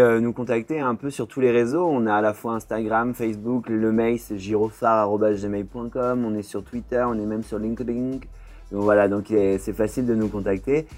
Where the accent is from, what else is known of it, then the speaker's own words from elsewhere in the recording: Poitiers, Nouvelle-Aquitaine, France; moved away as an adult; now in Bordeaux, France; je suis né à Poitiers et euh, je suis venu à Bordeaux il y a 10 ans pour faire mes études